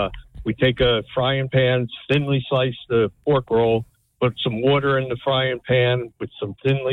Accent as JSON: {"language": "English", "area": "Jersey Shore", "region": "New Jersey", "country": "United States", "tie": "born or raised there", "said": "I'm a pork roll guy growing up in the Jersey Shore, so we're pork roll all the way down here."}